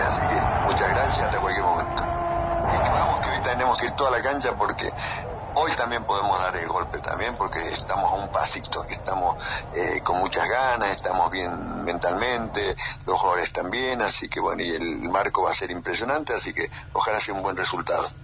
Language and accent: Spanish; Argentina; somos argentinos todos